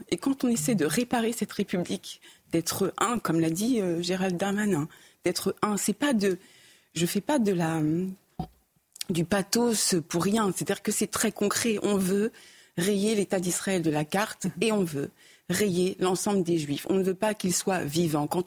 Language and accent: French; France; avec tous les liens qu'on peut avoir en tant que Français euh, juif